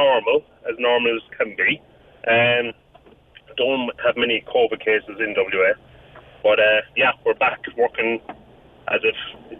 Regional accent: Crosshaven, Munster, Ireland; now in Perth, Australia

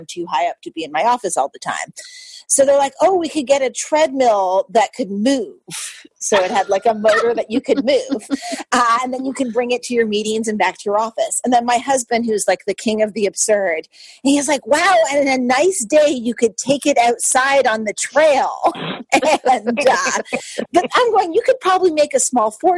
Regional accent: Canada; now in United States; I'm Canadian as well, and the U.S. Thanksgiving is not my holiday

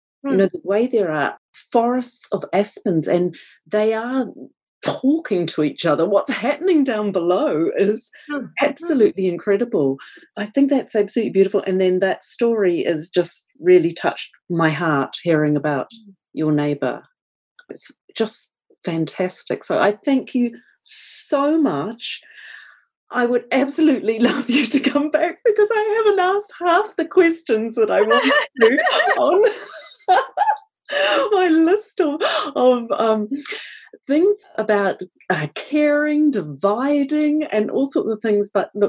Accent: Canada; And actually, one thing I should say, being a Canadian, is when … passed away, the first person I thought of was you

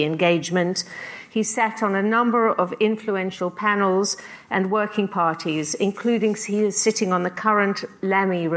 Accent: South Africa; also born or lived in Britain; now in United Kingdom; I'm a South African-born playwright and novelist who, although I've lived most of my life in Britain, still feels very strong bonds to my mother country.

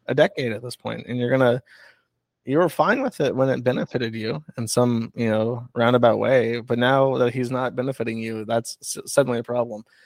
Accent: Florida, United States; moved away; I'm from Florida

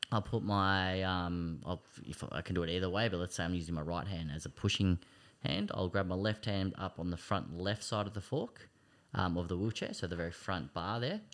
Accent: Greensborough, Victoria, Australia; also born or lived in Kangaroo Ground / Smiths Gully / Eltham; I was born in Greensboro. Um, I've lived a lot of different areas. I've lived out in Hillsville, um, out in Kangaroo Ground, um, Smith Gully

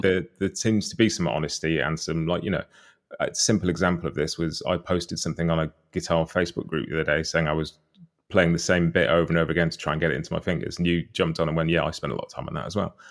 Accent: United Kingdom; a British guy who didn't grow up around bluegrass or much American music at first at all

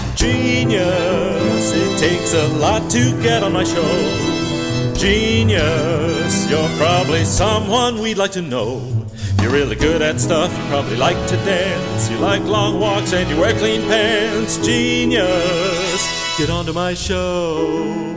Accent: Redlands, California, United States; now in Los Angeles, United States; I was born in Redlands and spent, uh, quite a number of years there

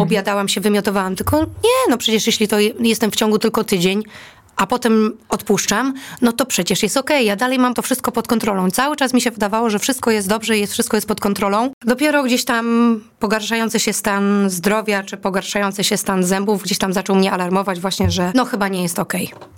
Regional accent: Greater Poland, Poland; moved away as an adult; pochodzę z Wielkopolski

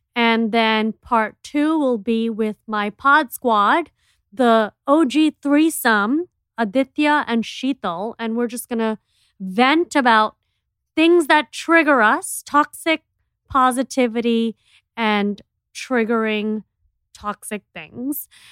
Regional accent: Miami, Florida, United States; we are from Miami, which is, like, the clubbing capital of America

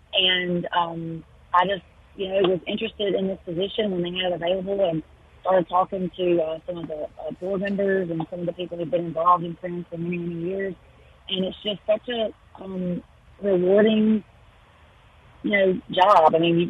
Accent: Natchez, Mississippi, United States; moved away as an adult; now in Jackson, United States; I grew up in Natchez, but my husband and I both have lived in Jackson area for, almost 25 years now.

